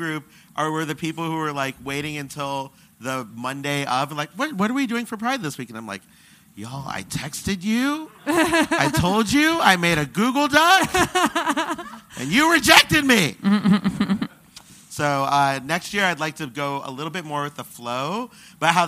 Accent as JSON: {"language": "English", "region": "Michigan", "country": "United States", "moved": "yes", "said": "I am from Michigan, and one thing I don't miss about doing comedy in Michigan"}